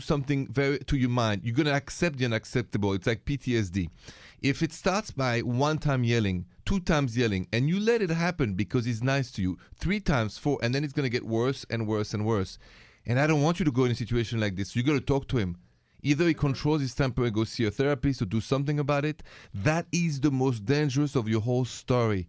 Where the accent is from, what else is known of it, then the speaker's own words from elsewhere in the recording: France; accent: French; English is a second language; moved away; bear with my French accent